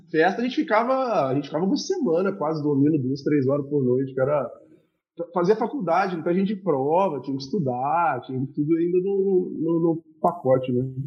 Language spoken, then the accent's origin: Portuguese; Juiz de Fora, Minas Gerais, Brazil; also born or lived in Ituiutaba; eu nasci em Tuiutaba, vim para Juiz de Fora com muito novo e vivi minha vida inteira aqui